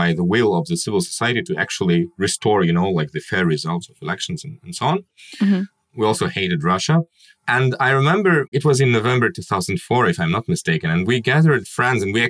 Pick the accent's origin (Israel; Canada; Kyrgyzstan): Kyrgyzstan; I'm a journalist from Kyrgyzstan.